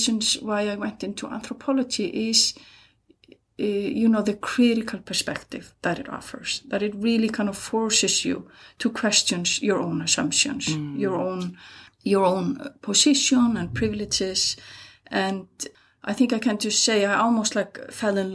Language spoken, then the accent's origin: English; Hafnarfjörður, Capital Region, Iceland; I'm from Iceland. I'm born in 68 and grew up here in a town called Hafnarfjörður